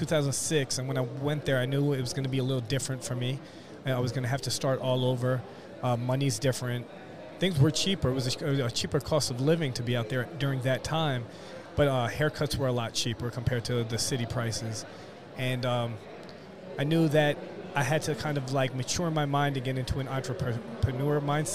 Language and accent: English; New York City, New York, United States; moved away as an adult; now in Fort Myers, United States; Originally from New York, right in the city. Really? Yeah, born and raised.